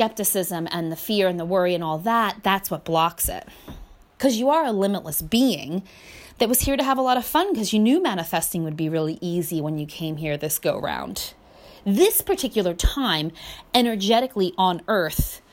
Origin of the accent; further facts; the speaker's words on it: United States; I grew up in America